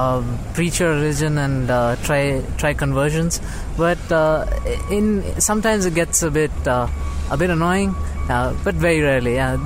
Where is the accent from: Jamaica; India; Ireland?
India; South India; moved away as an adult; now in United States; I'm from India.